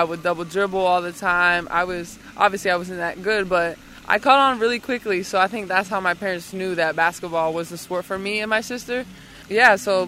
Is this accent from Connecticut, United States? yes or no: yes; New London, Connecticut, United States; I'm from Connecticut. I'm Puerto Rican. I've lived in Connecticut my whole life